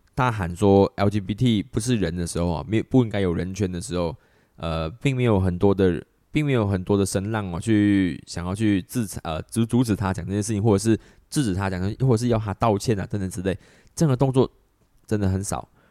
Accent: Malaysia; 我在马来西亚成长的

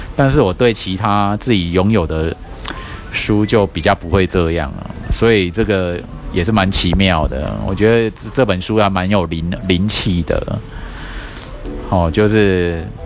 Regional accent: Taiwan; 我从台湾来

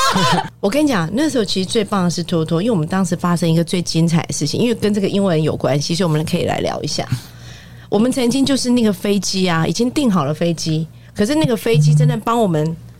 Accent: Taiwan; 我们台湾人讲话到大陆去，其实是很受欢迎的

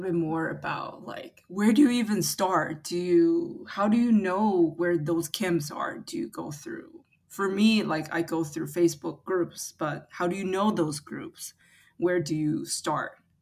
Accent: Taiwan; now in United States; I grew up in Taiwan

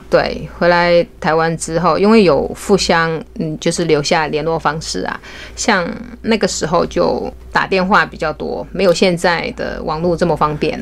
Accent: Hunan, China; moved away as an adult; also born or lived in Hainan; now in New Taipei, Taiwan; 我是湖南人，然后跑到海南工作

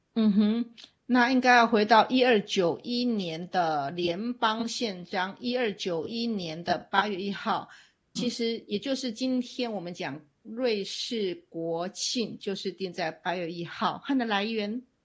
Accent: Taiwan; now in Switzerland; 其实我们台湾，嗯，其实也就是一个我们所认知中的一个海洋的岛国

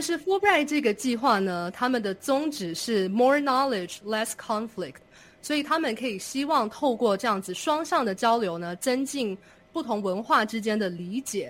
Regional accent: Taipei, Taiwan; moved away as an adult; now in Indiana, United States; 我是在台北出生长大，我很习惯城市的生活

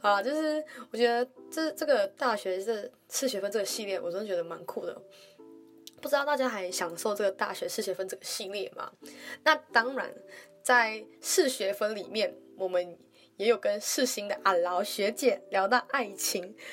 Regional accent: Malaysia; moved away as an adult; now in Taiwan; 像我一样来自马来西亚

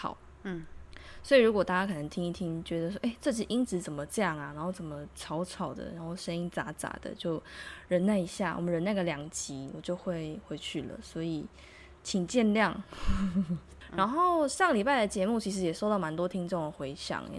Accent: Tainan, Taiwan; moved away as an adult; now in South Korea; 身为台南人的我

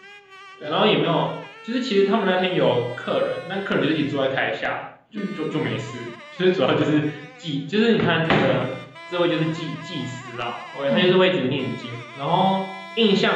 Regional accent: Taiwan; now in Singapore; 会拍一些我们台湾人看到什么哦唯美啊，

